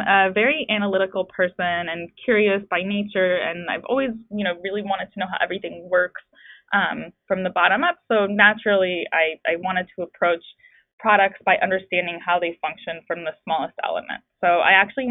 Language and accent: English; France; moved away; I grew up in France